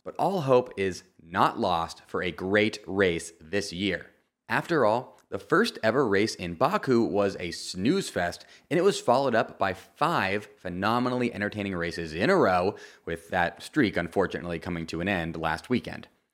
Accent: Florida, United States; this is my home Grand Prix as I am from Florida

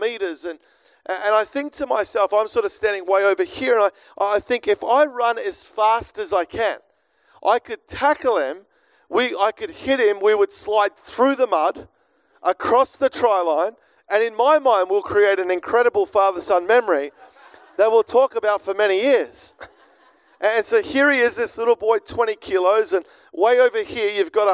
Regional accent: Melbourne, Victoria, Australia; I grew up here in Melbourne

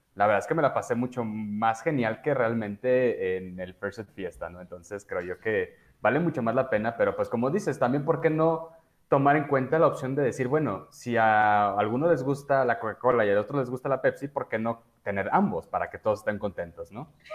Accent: Mexico; soy muy mal mexicano

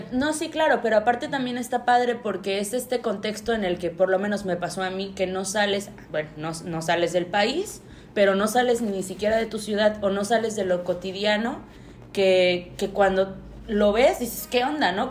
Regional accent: Mexico; nosotros los mexicanos

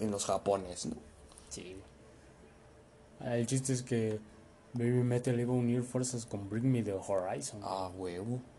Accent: Mexico; los mexas le damos de comer a un chingo de güeyes.

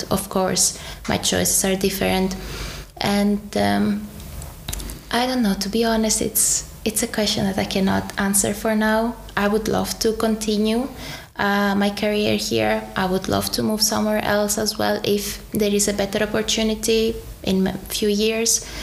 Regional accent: Czechia; I grew up kinda in Czech Republic. Mm-hmm. I became who I am as an adult mm.

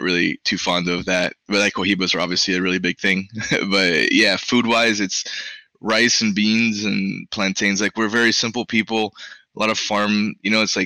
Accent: Miami, Florida, United States; first language Spanish; English is a second language; I grew up in Miami.

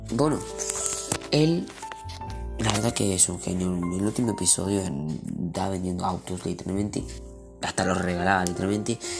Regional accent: Argentina; Yo soy aquí de Argentina

